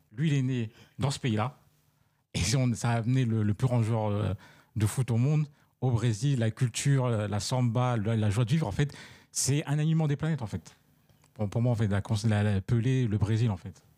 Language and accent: French; Paris, Île-de-France, France; je suis parisien